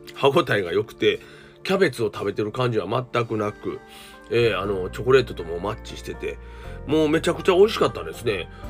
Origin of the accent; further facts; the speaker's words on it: Osaka, Japan; 僕はね関西人です大阪人ですからね